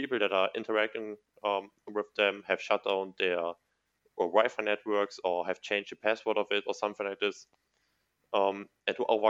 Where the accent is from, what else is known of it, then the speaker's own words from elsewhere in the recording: Mayen, Rhineland-Palatinate, Germany; I'm living in, it's my hometown